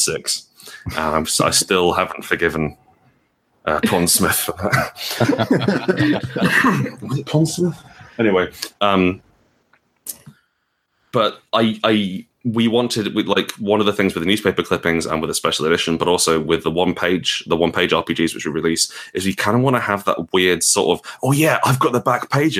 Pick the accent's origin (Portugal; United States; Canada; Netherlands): Portugal; moved away; I grew up in Portugal